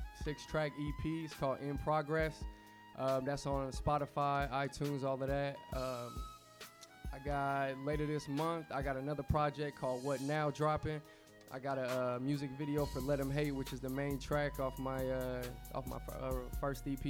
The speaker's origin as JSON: {"language": "English", "town": "Indianapolis", "region": "Indiana", "country": "United States", "moved": "as an adult", "lives_now": "New York, United States", "said": "I'm originally from Indianapolis, Indiana, man. Naptown"}